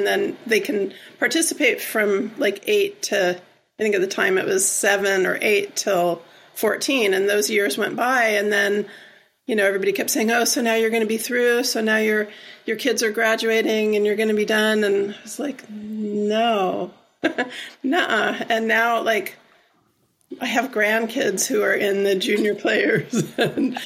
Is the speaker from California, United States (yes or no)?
yes; Southern California, United States; now in Ben Lomond, United States; I grew up in Southern California